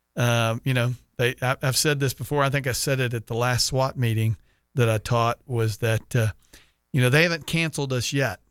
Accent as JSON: {"language": "English", "town": "Sugar Land", "region": "Texas", "country": "United States", "moved": "yes", "said": "I'm from Sugar Land."}